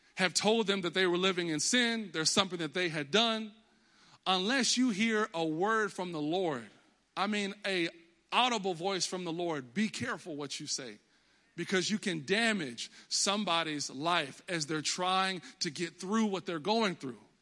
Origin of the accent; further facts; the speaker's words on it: Texas, United States; moved away as an adult; now in Connecticut, United States; I was always in Texas. I was born in Texas. That's why I'm a diehard Cowboys fan, 'cause I'm from Texas.